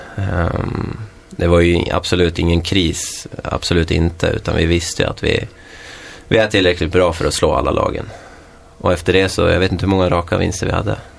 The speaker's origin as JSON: {"language": "Swedish", "town": "Köping", "region": "Västmanland", "country": "Sweden", "tie": "born or raised there", "moved": "yes", "lives_now": "Västerås, Sweden", "said": "25-årig kille från Köping"}